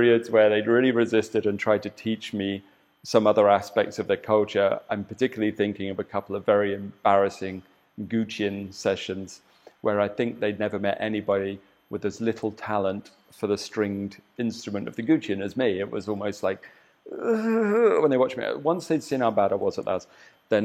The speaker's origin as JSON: {"language": "English", "region": "southern England", "country": "United Kingdom", "moved": "as an adult", "lives_now": "Bali, Indonesia", "said": "I'm English. from the south of England"}